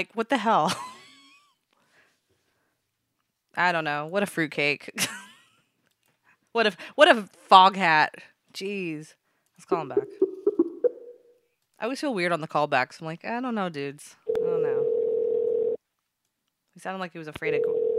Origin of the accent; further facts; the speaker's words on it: West Coast, United States; Sorry, I'm from the West Coast, and it's kind of hard to communicate with people on your side of the nation.